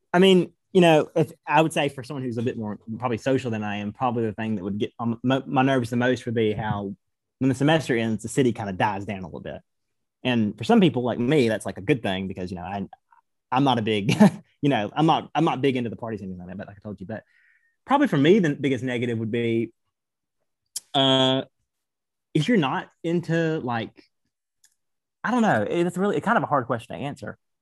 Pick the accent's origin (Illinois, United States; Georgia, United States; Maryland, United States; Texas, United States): Georgia, United States; moved away; also born or lived in Knoxville; I'm from Georgia. I don't, I'm not really used to bitter colds or bitter winters